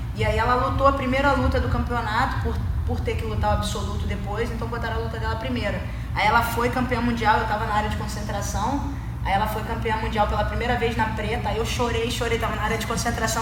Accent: Rio de Janeiro, Brazil; moved away; sou do Rio

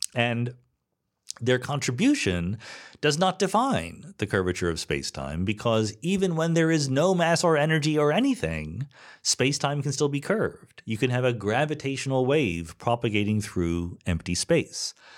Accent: Philadelphia, Pennsylvania, United States; moved away as an adult; also born or lived in Boston; I'm from the East Coast, right? I was born in the suburbs of Philadelphia, spent eight years in Boston, college and postdoc

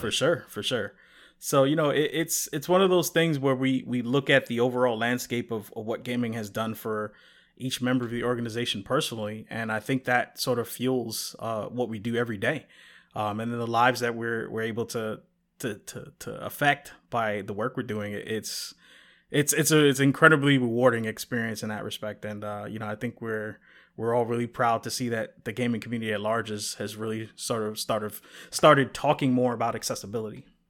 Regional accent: New York, United States; I'm originally from New York

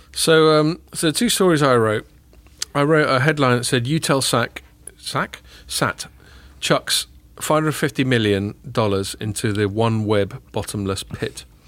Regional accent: England, United Kingdom; as English people

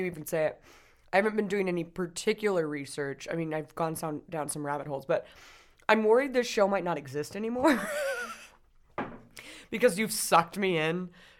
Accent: Southern Indiana, United States; I'm from Southern Indiana.

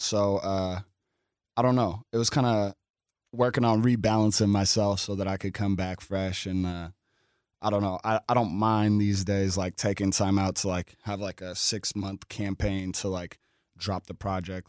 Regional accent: Seattle, Washington, United States; I grew up in South Seattle, like Skyway Rainier Beach

